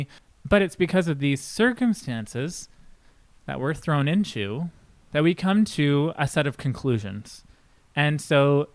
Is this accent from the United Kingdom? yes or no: no; Canada; being a Canadian